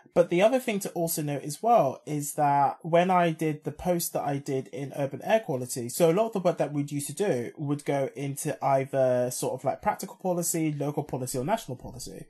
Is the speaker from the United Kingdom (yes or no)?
yes; London, United Kingdom; as a Londoner